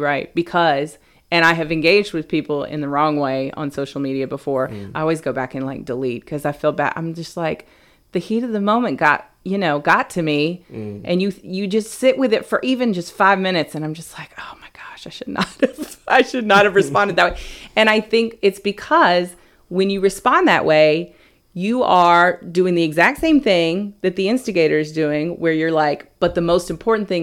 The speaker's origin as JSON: {"language": "English", "town": "Columbia", "region": "South Carolina", "country": "United States", "moved": "yes", "lives_now": "Greenville, United States", "said": "I'm from Columbia"}